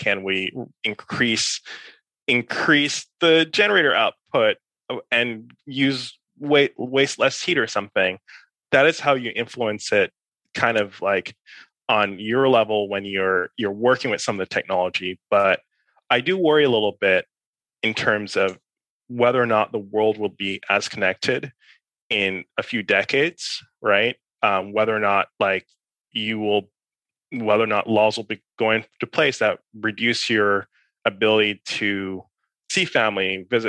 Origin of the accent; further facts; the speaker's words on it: New York, United States; born there; also born or lived in Caribbean; I was born in New York. I grew up partially in the Caribbean. I moved between a couple US cities in kind of the middle school, high school, time period.